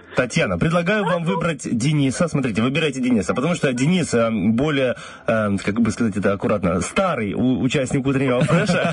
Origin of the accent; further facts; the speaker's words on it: Slobozia, Transnistria, Moldova; я вообще самый родом из Слободеи